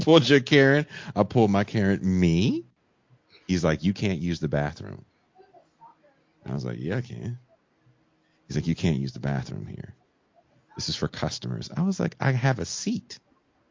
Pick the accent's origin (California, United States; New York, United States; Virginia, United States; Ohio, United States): California, United States; moved away as an adult; now in Baja California, Mexico; I grew up in California